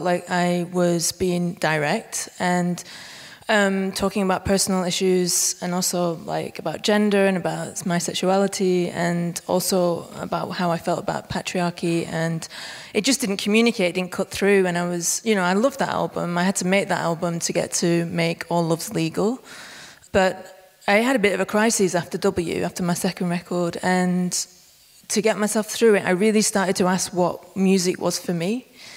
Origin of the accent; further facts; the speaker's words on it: Bolton, North West England, United Kingdom; now in Berlin, Germany; I'm originally from a village called Dunsker on the outskirts of Bolton, which is northwest UK, like right up in the north.